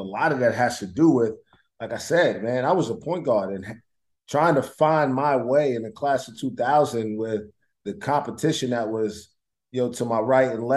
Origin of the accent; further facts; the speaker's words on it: New York City, New York, United States; moved away; I grew up in Brooklyn, New York.